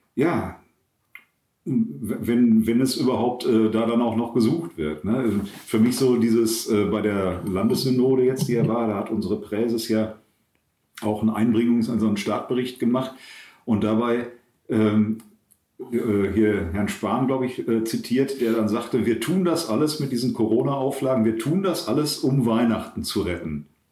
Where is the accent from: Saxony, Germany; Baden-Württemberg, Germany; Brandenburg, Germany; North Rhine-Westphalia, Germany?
North Rhine-Westphalia, Germany; Herne; moved away as an adult; also born or lived in Eidinghausen; now in Bad Oeynhausen, Germany; ich komme aus Wanne-Eickel